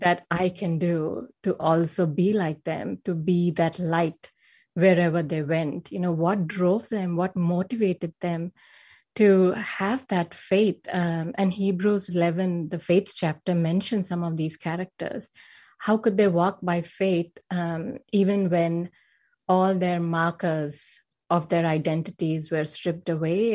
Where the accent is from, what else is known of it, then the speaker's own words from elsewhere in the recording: India; moved away as an adult; now in Silicon Valley, California, United States; I was born and raised in India, and I had a pretty normal upbringing